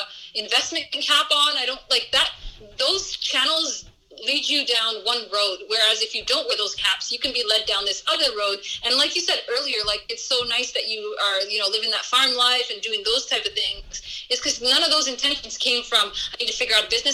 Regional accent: Canada; moved away as an adult; now in Somaliland; when I was growing up in Canada

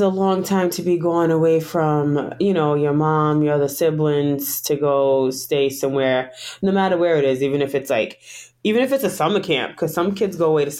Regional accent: Providence, Rhode Island, United States; moved away as an adult; now in Long Island, United States; We live here in Long Island, New York now. I was born in New York. Well, we all was born and raised in Providence, Rhode Island. Then I moved to Long Island about 4 years ago.

